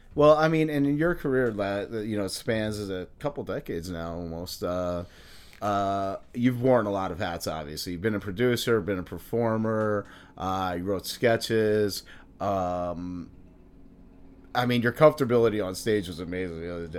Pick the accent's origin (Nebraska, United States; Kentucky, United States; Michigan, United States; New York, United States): New York, United States; I'm from New York